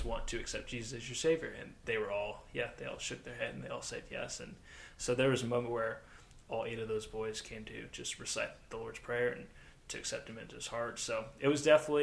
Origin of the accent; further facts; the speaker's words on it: United States; being American